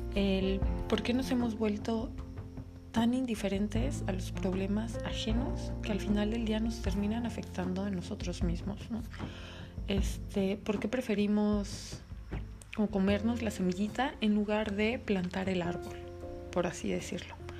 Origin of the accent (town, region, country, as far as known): Mexico